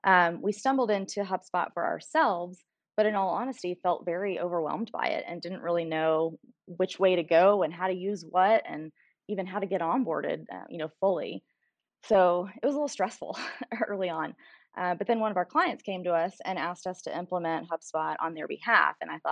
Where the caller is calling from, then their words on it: McKinney, Texas, United States; So technically the McKinney, Texas area, but we are actually in an offsite